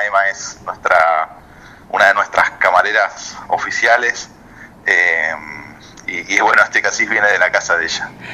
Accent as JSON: {"language": "Spanish", "town": "Villa Regina", "region": "Río Negro", "country": "Argentina", "tie": "born or raised there", "moved": "as an adult", "lives_now": "Ushuaia, Argentina", "said": "Soy nacido en Río Negro, en Villa Regina, en el Alto Valle"}